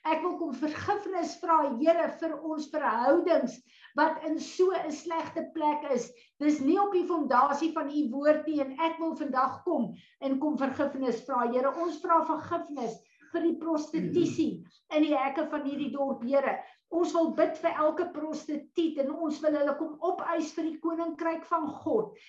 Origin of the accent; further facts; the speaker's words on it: South Africa; ons as Suid-Afrikaners nou hier